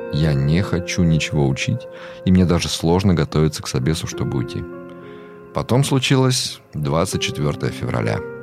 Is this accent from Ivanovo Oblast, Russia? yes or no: yes; Ivanovo, Ivanovo Oblast, Russia; moved away as an adult; also born or lived in Minsk; Я там, ну, вырос в Иваново, в Иванове